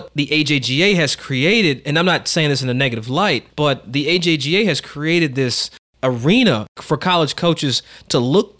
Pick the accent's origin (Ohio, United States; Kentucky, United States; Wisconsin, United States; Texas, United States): Kentucky, United States; I grew up in Kentucky